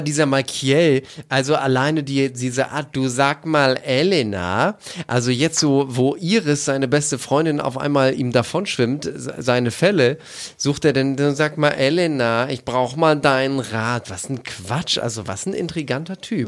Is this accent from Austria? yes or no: no; East Frisia, Lower Saxony, Germany; ich komme aus Ostfriesland